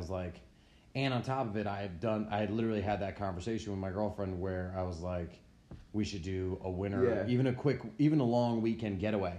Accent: United States; I grew up on Long Island Sound

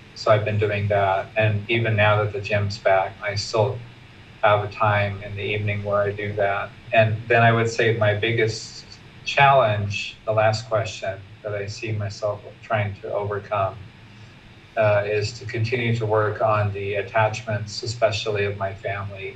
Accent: Portland, Oregon, United States; also born or lived in San Francisco Bay Area, California; now in Chiang Mai, Thailand; I'm originally from the West Coast. My family's in Portland. Was born and raised there, but I identify more with uh, California and the Bay Area.

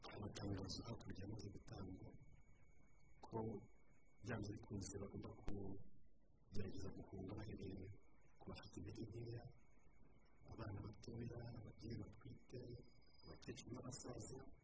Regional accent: Rwanda; umuco wacu nk'abanyarwanda

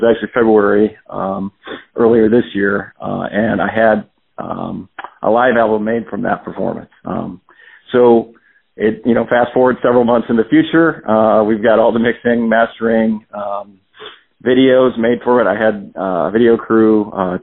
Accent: Richfield, Ohio, United States; also born or lived in Akron, Ohio; I was born and raised in Richfield, Ohio, which is like it's about 30 minutes south of Cleveland

